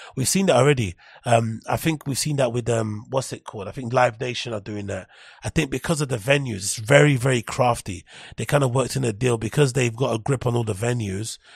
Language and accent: English; London, United Kingdom; I'm from London